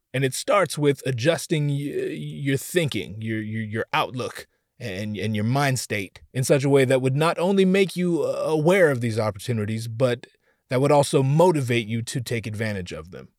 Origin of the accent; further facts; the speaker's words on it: Orange County, California, United States; I'm from Orange County myself